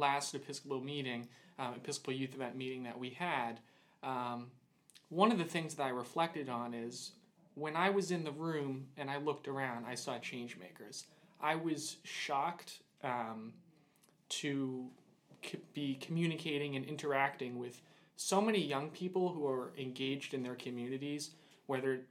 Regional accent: Boston, Massachusetts, United States; I am from Boston, Massachusetts

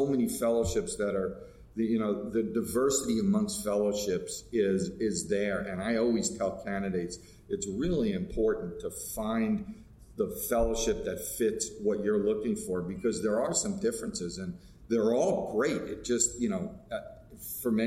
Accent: New York, United States; moved away as an adult; now in Los Angeles, United States; I am a New Yorker through and through, and to have moved after being in one place for almost 25 years

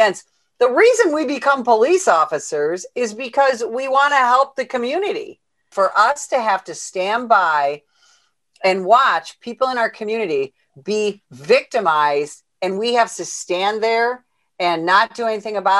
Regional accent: Illinois, United States; my home state of Illinois

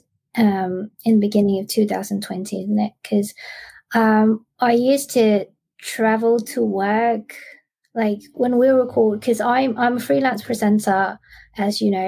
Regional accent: Australia; moved away as an adult; now in Bangkok, Thailand; I grew up in Australia and I moved back to Bangkok about 12 years ago, and now I live and work here

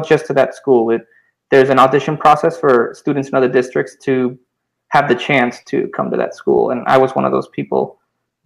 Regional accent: Cuba; I was born in Cuba in 1991.

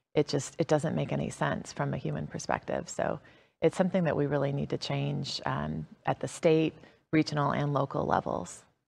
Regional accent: DeKalb County, Georgia, United States; I was a MARTA rider growing up in DeKalb County, lifelong MARTA rider

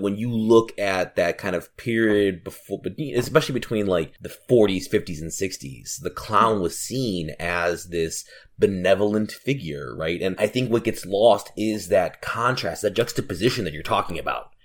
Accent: Chicago, Illinois, United States; As a Chicagoan

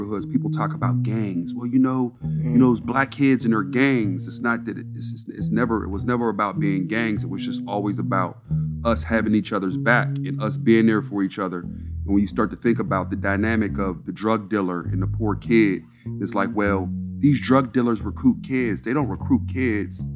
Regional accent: Pittsburgh, Pennsylvania, United States; I'm from Montview Heights, man. I'm at its root, I'm a project kid.

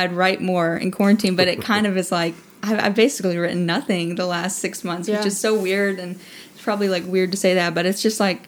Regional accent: Alabama, United States; moved away as an adult; was originally from Alabama, from a small town, Alabama

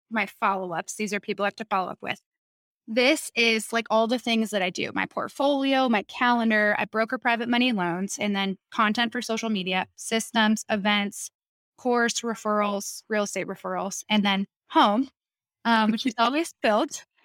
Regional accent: New York, United States; moved away; I'm from New York

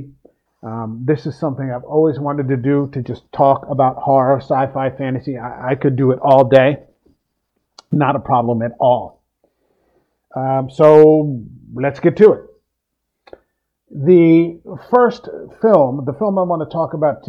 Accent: New Jersey, United States; I'm from the Mid-Atlantic area, the Philadelphia area, South Jersey, New Jersey to be specific

